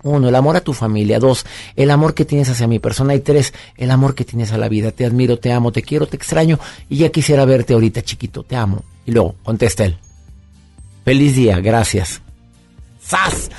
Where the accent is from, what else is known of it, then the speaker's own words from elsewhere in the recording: Monterrey, Nuevo León, Mexico; mi querido Monterrey, mi tierra, mi gente